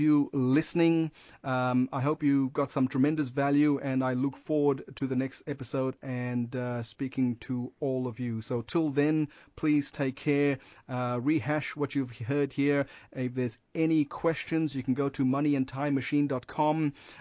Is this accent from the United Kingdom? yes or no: no; Perth, Western Australia, Australia; I'm from Perth